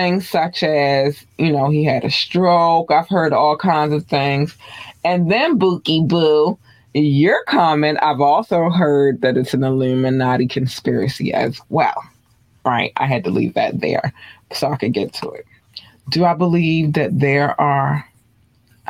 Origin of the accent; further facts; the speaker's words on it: Baltimore, Maryland, United States; I'm from Baltimore